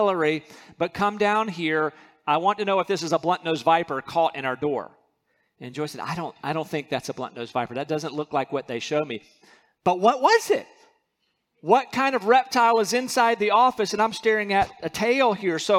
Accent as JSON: {"language": "English", "region": "North Carolina", "country": "United States", "moved": "yes", "said": "I'm from North Carolina."}